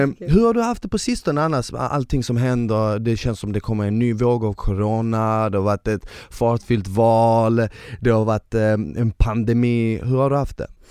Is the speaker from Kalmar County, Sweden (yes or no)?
no; Malmö, Skåne, Sweden; born or raised there; also born or lived in Bosnia